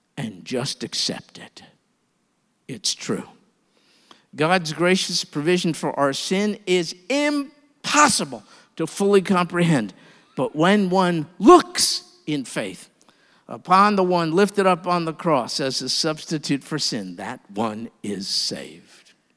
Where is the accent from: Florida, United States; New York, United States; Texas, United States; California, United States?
New York, United States; I'm from New York